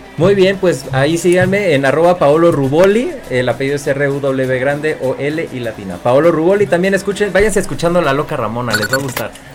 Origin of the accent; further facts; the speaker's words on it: Cuernavaca, Morelos, Mexico; Yo soy de Cuernavaca, Morelos